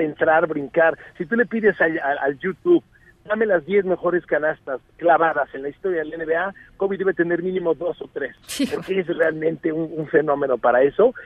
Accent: Mexico; vengo de México

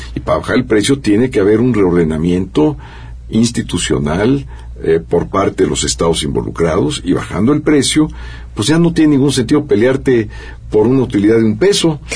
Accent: Mexico; los consumidores mexicanos pagamos precios mucho más altos

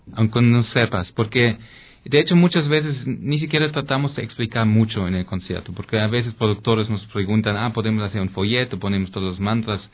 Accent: East Germany, Germany; Spanish is a second language; moved away; also born or lived in Berlin, Germany; yo soy de Alemania y de México

